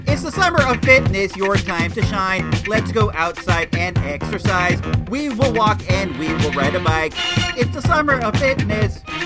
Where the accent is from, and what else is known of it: California, United States; born or raised there